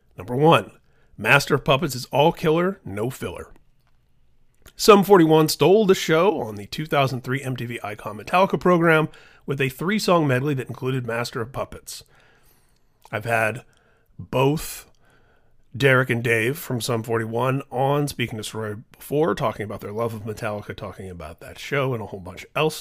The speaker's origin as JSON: {"language": "English", "town": "Indianapolis", "region": "Indiana", "country": "United States", "tie": "born or raised there", "said": "my hometown of Indianapolis"}